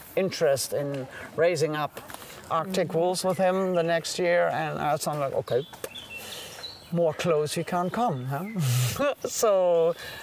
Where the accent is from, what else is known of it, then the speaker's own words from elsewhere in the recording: Netherlands; now in Germany; So I'm officially not German. So I'm from the Netherlands. I'm born in Germany, but as a baby went to the Netherlands